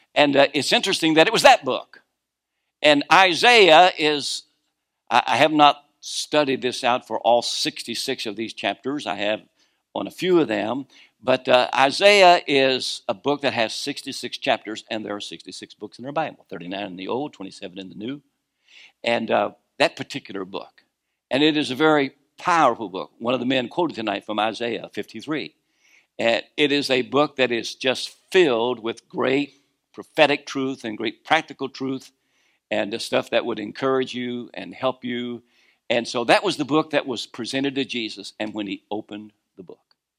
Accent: Kentucky, United States; moved away; also born or lived in Norfolk area, Virginia; I was born in Kentucky, but I was born again in Virginia

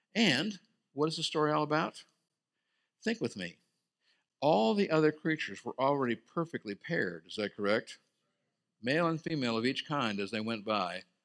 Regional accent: Scotland, United Kingdom; also born or lived in Brazil; I'm Scottish.

